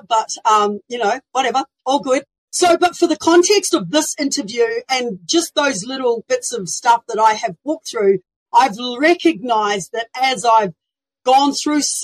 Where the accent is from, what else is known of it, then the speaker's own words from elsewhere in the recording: New Zealand; moved away as an adult; now in Australia; I was born in New Zealand